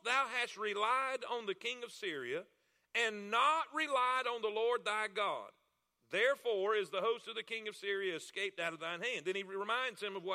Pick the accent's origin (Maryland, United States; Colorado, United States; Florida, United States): Florida, United States; South; I'm from Florida. I'm from South Florida. I'm Florida cracker